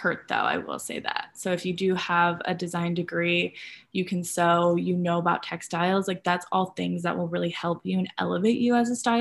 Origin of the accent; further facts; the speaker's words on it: Grand Rapids, Michigan, United States; moved away; I'm from Michigan originally. I'm from Grand Rapids. And at the time I was in high school